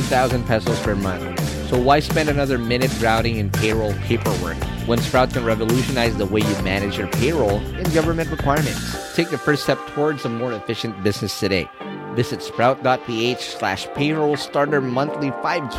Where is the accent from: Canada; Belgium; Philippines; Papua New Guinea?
Philippines; Quezon City, Metro Manila; I grew up in the Kamuning Scout area. That's where I was born and raised.